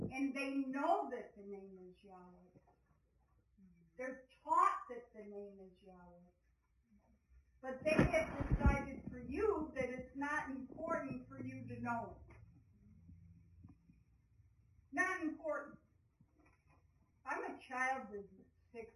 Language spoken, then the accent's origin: English; California, United States; I'm from California